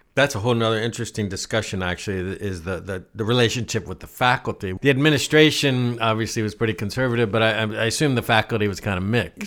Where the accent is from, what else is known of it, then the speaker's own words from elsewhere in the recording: Ohio, United States; I'm from Ohio